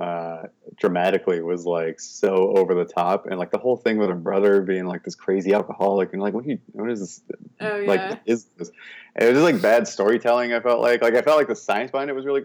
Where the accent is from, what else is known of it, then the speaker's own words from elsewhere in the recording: Corvallis, Oregon, United States; also born or lived in Portland, Oregon; I was born in Corvallis, Oregon.